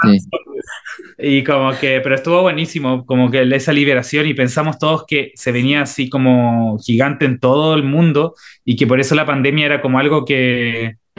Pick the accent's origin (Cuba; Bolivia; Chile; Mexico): Chile